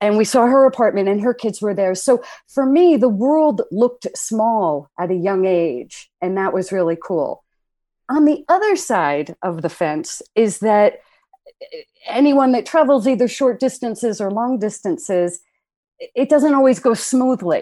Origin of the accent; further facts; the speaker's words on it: New Jersey, United States; we grew up in the Northeast in New Jersey